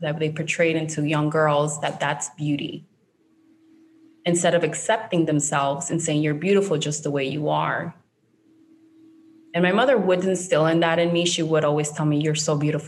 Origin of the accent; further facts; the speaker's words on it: Barranquilla, Atlántico, Colombia; English is a second language; moved away; I was born in Barranquilla